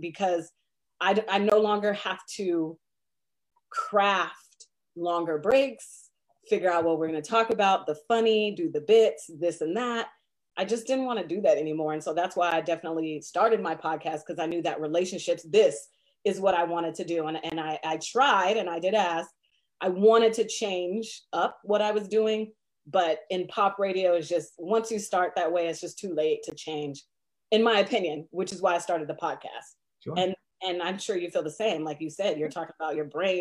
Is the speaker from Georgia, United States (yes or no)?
no; Seattle, Washington, United States; moved away as an adult; also born or lived in Indianapolis; now in Tri-Cities, United States; growing up in Seattle